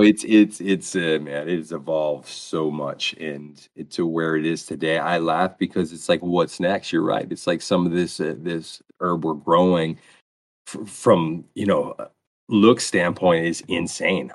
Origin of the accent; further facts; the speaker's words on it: Lewiston, Maine, United States; Lewiston, which is is my hometown